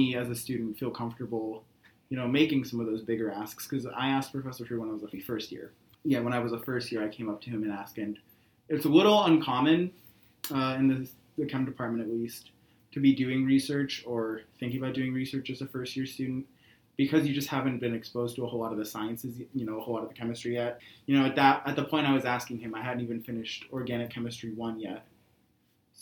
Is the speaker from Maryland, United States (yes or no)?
no; Jay, New York, United States; I hail from Jay, New York, which is in the Lake Placid area